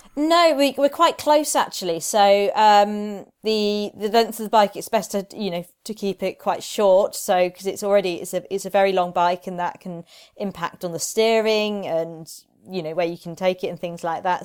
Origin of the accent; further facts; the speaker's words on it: Reading, South East England, United Kingdom; moved away as an adult; also born or lived in Edinburgh / Dover / Nottingham; now in Derby, United Kingdom; I grew up in Reading.